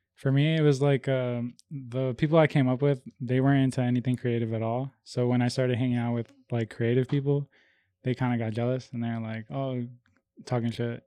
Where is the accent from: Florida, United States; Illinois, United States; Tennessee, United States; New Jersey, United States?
Illinois, United States; Melrose Park; also born or lived in Bogota, Colombia; I came over here when I was five.